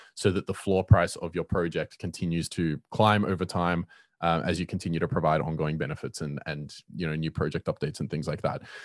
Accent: Cape Town, Western Cape, South Africa; I'm from Cape Town and I run a lot of networking events here

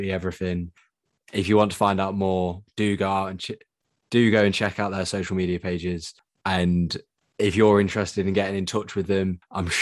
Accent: United Kingdom; me being British

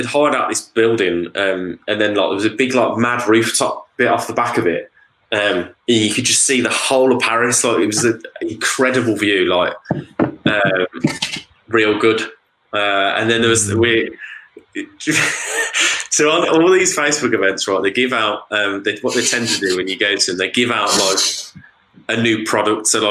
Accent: United Kingdom; being British

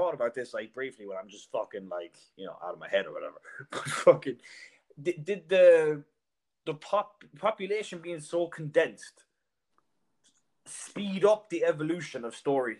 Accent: Ireland; now in Dublin, Ireland; I'm hoping outside of Ireland, my accent might be grand, but I feel like in Dublin now, I'm like, you know, I can feel the word bogger when I'm fucking talking at shit.

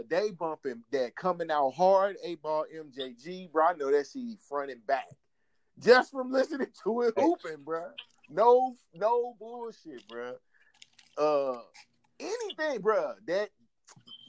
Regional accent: St. Louis, Missouri, United States; I grew up on Bartlett. Anybody from St. Louis off Page and Union

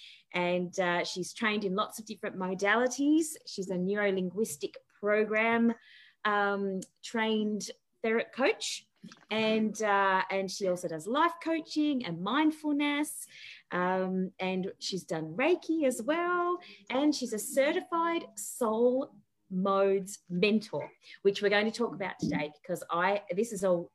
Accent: Tasmania, Australia; I grew up in Tassie

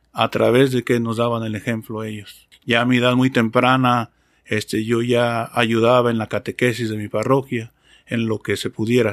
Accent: Mexico; moved away as an adult; now in Delaware, United States; soy mexicano

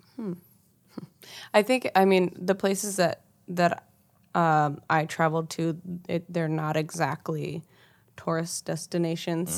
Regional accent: Kansas City, Missouri, United States; I'm from Kansas City

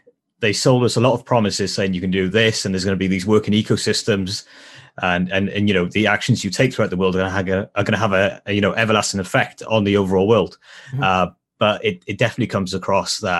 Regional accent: South Wales, United Kingdom; South Wales

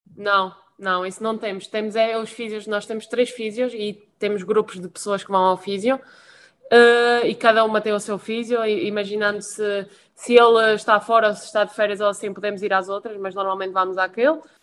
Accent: Madeira, Portugal; moved away as an adult; also born or lived in Venezuela; now in France; tenho, a minha família da parte da minha mãe na Madeira, e portanto sempre estive habituada a ver mar, sol e tudo mais

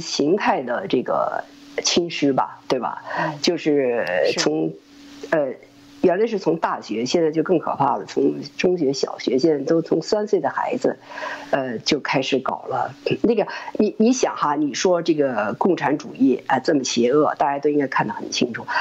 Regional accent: China; moved away as an adult; also born or lived in Germany; now in United States; 我是从一个骗人的国家来的。我是从一个充满了欺骗的国家来的

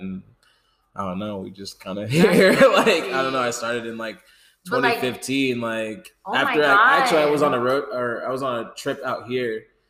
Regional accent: Nebraska, United States; moved away; I'm from Nebraska. I'm from the 402.

